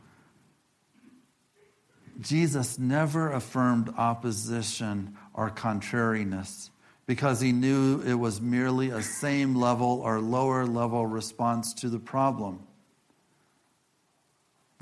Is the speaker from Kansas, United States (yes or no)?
no; Illinois, United States; moved away; also born or lived in Iowa; And I think about the Midwest, where I'm from. I grew up in Illinois.